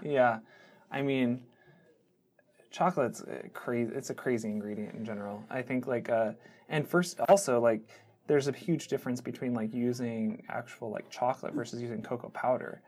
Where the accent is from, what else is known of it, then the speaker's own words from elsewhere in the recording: Seattle, Washington, United States; growing up in the Seattle area